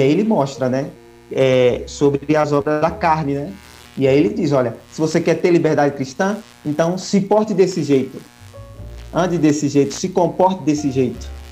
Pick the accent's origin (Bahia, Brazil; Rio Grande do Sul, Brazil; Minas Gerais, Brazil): Bahia, Brazil; Piritiba; also born or lived in Biritinga / São Paulo; now in Tapiramutá, Brazil; nasci em Biritinga, mas hum, passei aí por Piritiba na minha infância, e adolescência e um pouquinho da juventude.